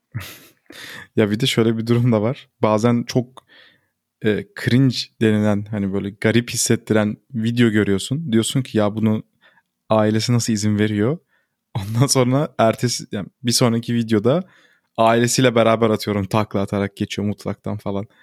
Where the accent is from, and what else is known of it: Turkey; first language Turkish